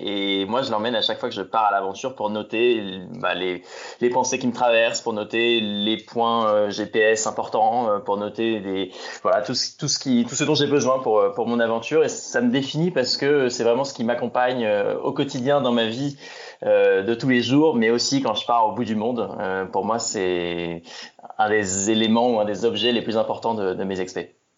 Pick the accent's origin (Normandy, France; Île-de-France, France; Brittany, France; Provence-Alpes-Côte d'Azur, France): Normandy, France; Mont-Saint-Aignan; moved away as an adult; now in Paris, France; je suis né en Normandie, je suis né à Rouen. Euh, c'est là que j'ai passé euh, l'intégralité de mon enfance et de mon adolescence